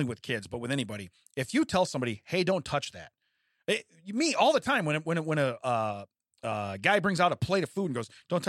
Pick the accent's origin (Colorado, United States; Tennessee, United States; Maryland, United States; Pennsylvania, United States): Maryland, United States; Baltimore; Yeah, well, I'm from Baltimore, so it doesn't apply to me.